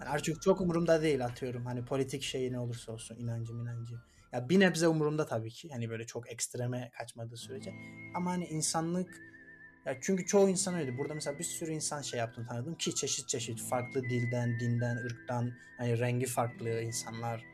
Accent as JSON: {"language": "Turkish", "town": "Pazar", "region": "Rize Province", "country": "Turkey", "tie": "born or raised there", "also_born_or_lived": "Ardeşen", "moved": "as an adult", "said": "pazarda büyürken, yetişirken"}